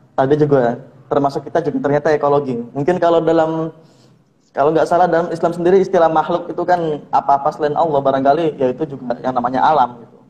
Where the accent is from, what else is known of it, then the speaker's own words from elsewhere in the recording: Brebes, Central Java, Indonesia; aku juga orang pesisir. Di Brebes juga aku bagian pesisir, daerah Losari.